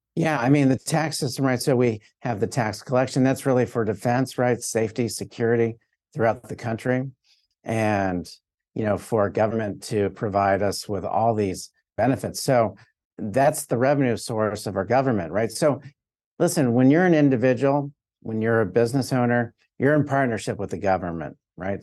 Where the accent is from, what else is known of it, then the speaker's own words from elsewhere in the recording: South Florida, United States; I'm from South Florida